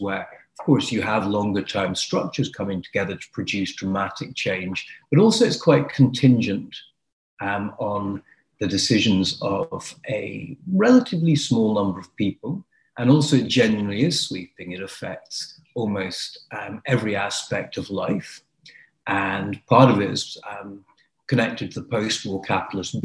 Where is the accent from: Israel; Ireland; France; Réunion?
Ireland; moved away; where I grew up in Ireland